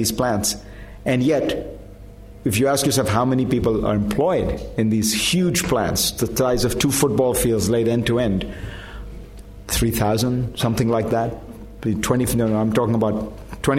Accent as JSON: {"language": "English", "country": "India", "tie": "born or raised there", "moved": "yes", "said": "I grew up in India"}